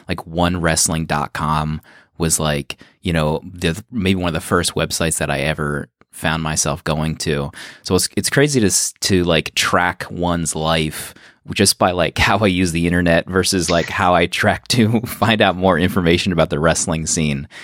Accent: outside of Philadelphia, Pennsylvania, United States; I grew up right outside of Philadelphia

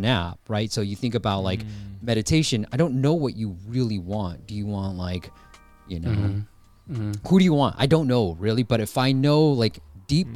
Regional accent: Bay Area, California, United States; also born or lived in Myanmar; I grew up in the Bay Area, right? I was born in Burma, Myanmar, came to the States when I was 6 years old, and been in the Bay Area ever since.

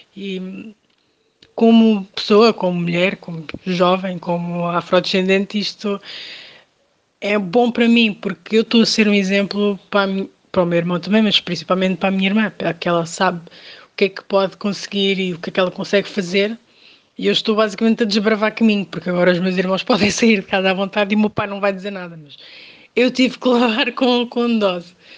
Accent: Portugal; also born or lived in Cape Verde; nasci em Cabo Verde, mas vivo em Portugal há cerca de 26 anos, mais ou menos, portanto vim para cá quando ainda era muito nova

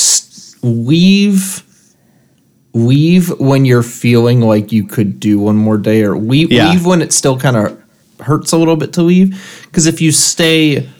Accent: Michigan, United States; now in San Francisco, United States; I grew up in Michigan

